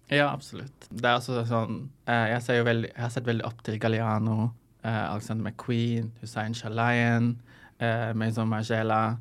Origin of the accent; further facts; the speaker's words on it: Lebanon; now in Norway; jeg kommer fra Libanon